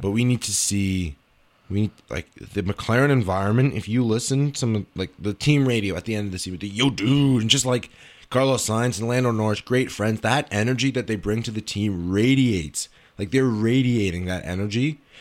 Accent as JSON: {"language": "English", "country": "Canada", "said": "as a Canadian"}